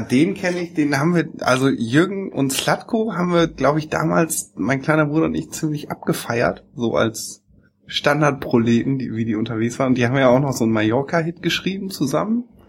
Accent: East Frisia, Lower Saxony, Germany; moved away; in dem Ort, wo ich groß geworden bin, gibt's gar keine Schule, deswegen muss ich nach Wittmund, nach Ostfriesland

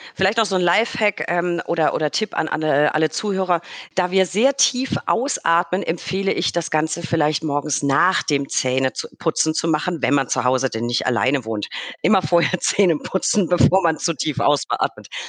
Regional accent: Franconia, Bavaria, Germany; als Franke

